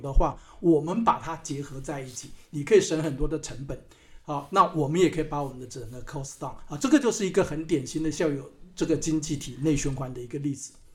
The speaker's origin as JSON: {"language": "Chinese", "region": "Hsinchu County", "country": "Taiwan", "tie": "born or raised there", "also_born_or_lived": "Canada / Shanghai, China", "moved": "as an adult", "said": "我是在新竹哈，在新竹的乡下出生的"}